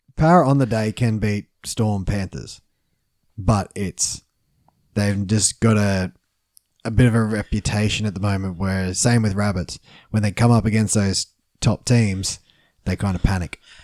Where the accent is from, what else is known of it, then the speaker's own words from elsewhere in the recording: Queensland, Australia; as a Queenslander